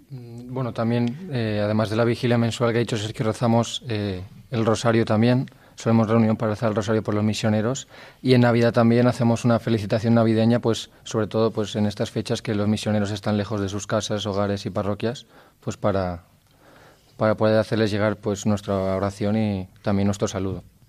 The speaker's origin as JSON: {"language": "Spanish", "town": "Gandia", "region": "Valencian Community", "country": "Spain", "said": "tengo 22 años, soy de Gandía"}